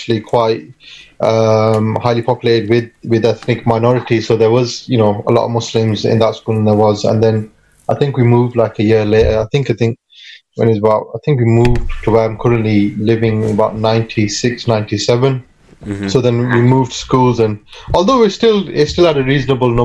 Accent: Rochdale, North West England, United Kingdom; born or raised there; also born or lived in Pakistan

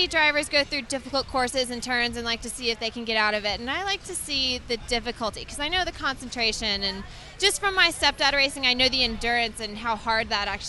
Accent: Irving, Texas, United States; also born or lived in Valley Ranch, Texas; I'm born from Texas, born and raised.

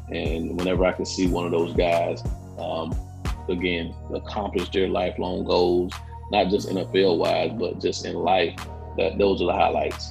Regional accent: Quincy, Florida, United States; I grew up in a small town of Quincy, Florida.

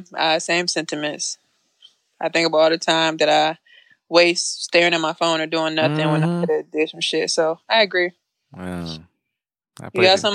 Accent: United States; I'm sorry, I'm American.

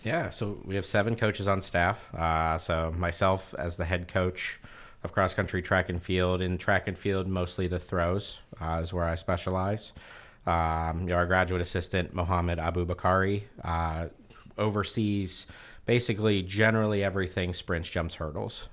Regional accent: Western Pennsylvania, United States; moved away as an adult; also born or lived in Ohio; I was born and raised in Western Pennsylvania

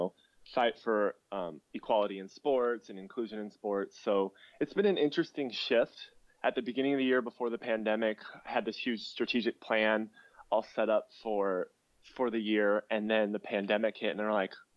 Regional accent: Pierce, Nebraska, United States; moved away; growing up in Pierce was it was rather difficult

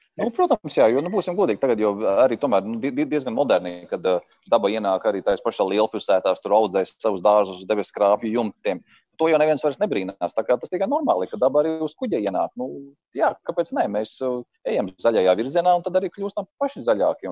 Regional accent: Ainaži, Limbaži Municipality, Latvia; Ainažu ir mana dzimtā pilsēta.

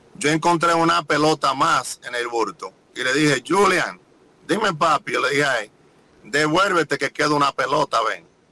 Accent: Dominican Republic; mi país

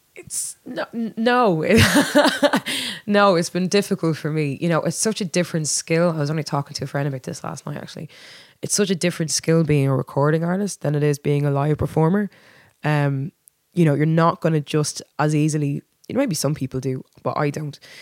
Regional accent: Dublin, Leinster, Ireland; I was born and raised in Dublin

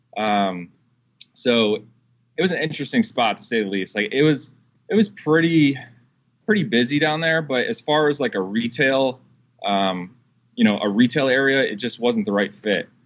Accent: Madison, United States; my hometown in Madison.

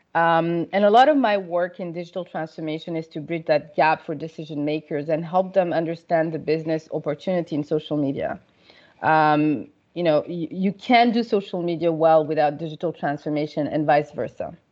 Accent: Paris, Île-de-France, France; moved away as an adult; also born or lived in Senegal / United States / United Kingdom / Canada; I grew up in Paris

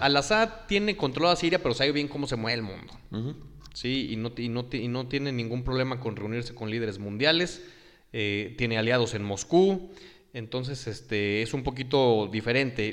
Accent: Mexico; nosotros, como mexicanos o como latinoamericanos

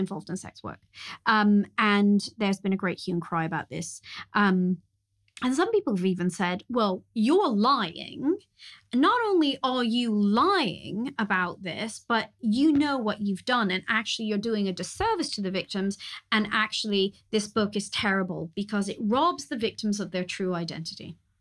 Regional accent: California, United States; I grew up in California

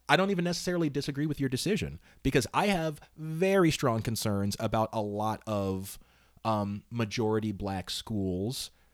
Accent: Northern Virginia, United States; also born or lived in Southern California; where I grew up in Northern Virginia

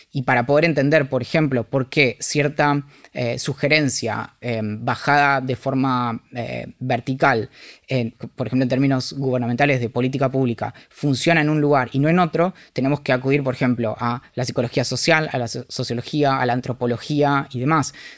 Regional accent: Bariloche, Río Negro, Argentina; crecí en Bariloche.

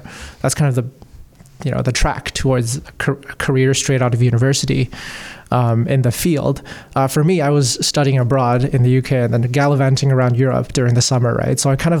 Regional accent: Canada; also born or lived in Asia; But since I was born in Canada, I was like also treated as a...

